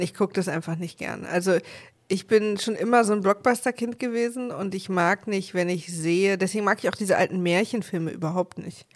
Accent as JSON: {"language": "German", "region": "East Germany", "country": "Germany", "said": "ich als Ossi"}